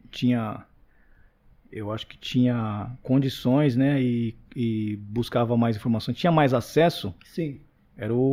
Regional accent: Carapicuíba, São Paulo, Brazil; Porque eu vim lá de Carapicuíba, pá. Mano, eu era um moleque que, tipo, eu não, não tava no meio

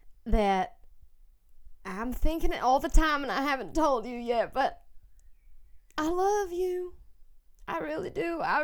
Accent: Arkansas, United States; I'm from Arkansas

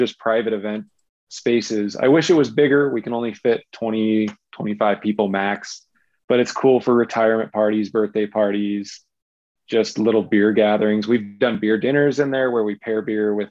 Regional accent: Southern Utah, United States; I grew up in Southern Utah

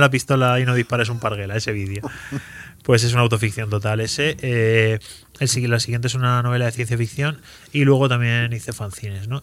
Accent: Spain; also born or lived in Andalusia; yo voy ahí como español y de repente descubro que a lo mejor tan español no soy

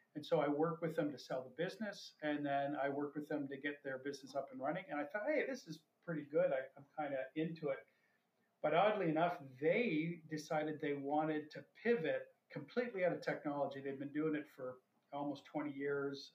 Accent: London, Ontario, Canada; moved away as an adult; also born or lived in Toronto / Tokyo / New York; I grew up in London, Ontario, and then I went to school out here in the East.

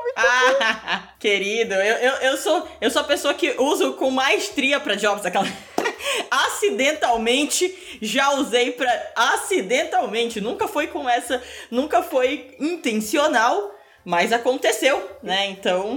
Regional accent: Manaus, Amazonas, Brazil; now in Curitiba, Brazil; Eu sou de Manaus, mas eu morei dez quase 10 anos em Curitiba

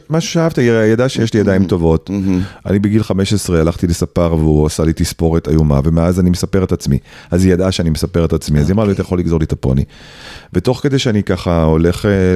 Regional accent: Tel Aviv-Yafo, Tel Aviv District, Israel; also born or lived in Tzahala, Tel Aviv; אחרי שהייתי ההוא מצהלה, עכשיו הייתי ההוא מיפו

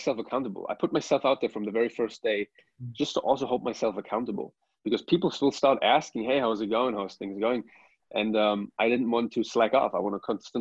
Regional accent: Germany; moved away as an adult; now in Dubai, United Arab Emirates; I'm from Germany. I've been living in the United Arab Emirates for the past 7 years now, in Dubai.

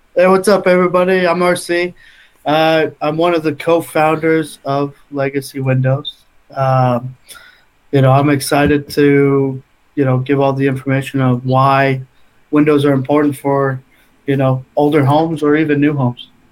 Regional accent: Utah, United States; we're from Utah, Salt Lake or Northern Utah is like door to door capital of the world

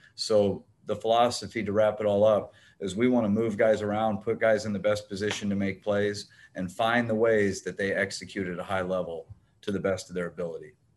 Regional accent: O'Neill, Nebraska, United States; grew up uh, outside of a small farming town, O'Neill, Nebraska

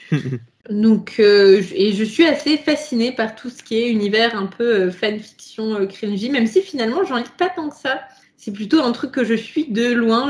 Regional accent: France; Ici, nous sommes français, nous sommes trois petits euh, franchouillards

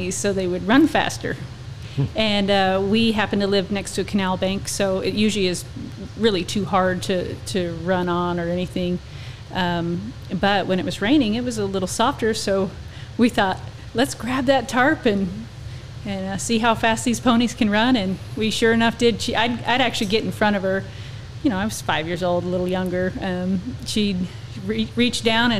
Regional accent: Arizona, United States; moved away as an adult; also born or lived in Texas; now in Oklahoma, United States; So I'm originally from Arizona, and born and raised, and we've previously were in Texas prior to moving

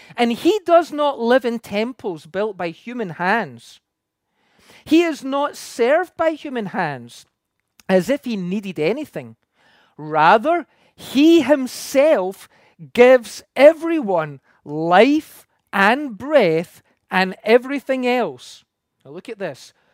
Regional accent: Scotland, United Kingdom; moved away as an adult; now in Canada; I come from the U K, and when I grew up in Scotland

